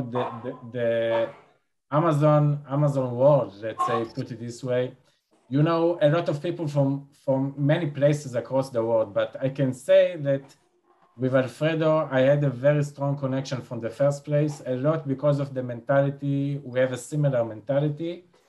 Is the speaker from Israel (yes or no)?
yes; Israel; we Israeli, we are from the Mediterranean.